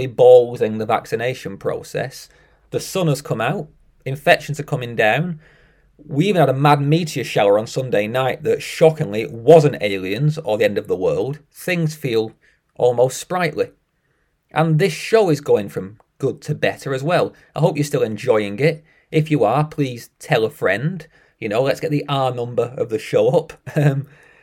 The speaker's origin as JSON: {"language": "English", "country": "United Kingdom", "said": "I'm British"}